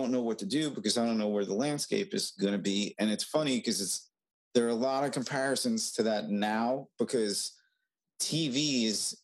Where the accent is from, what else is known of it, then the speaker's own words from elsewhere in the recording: Long Island, New York, United States; growing up on Long Island